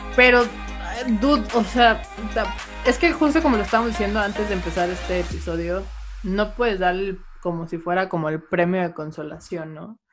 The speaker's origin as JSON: {"language": "Spanish", "region": "northern Mexico", "country": "Mexico", "said": "siendo norteña"}